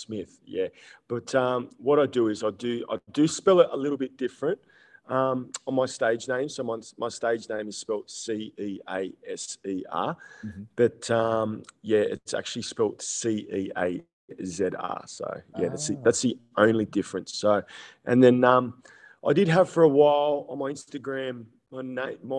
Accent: Sydney, New South Wales, Australia; I'm originally from Sydney. I'm a Sydney boy.

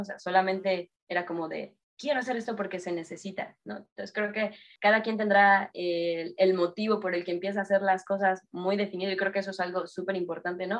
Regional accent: Mexico City, Mexico; Yo soy de Ciudad de México

